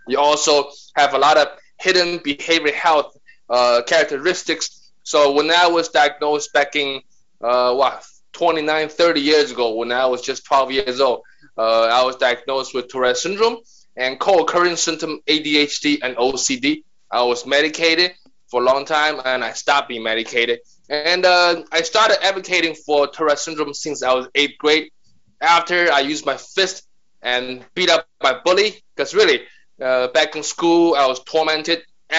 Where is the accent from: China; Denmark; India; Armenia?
China; English is a second language; moved away as an adult; now in New York City, United States; So I'm Chinese, and I've been in New York City for 30 years, born and raised in China.